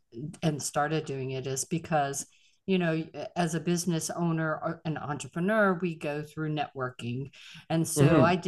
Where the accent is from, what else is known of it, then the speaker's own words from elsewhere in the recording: Pittsburgh, Pennsylvania, United States; moved away; I'm from Pittsburgh. Original Steel City.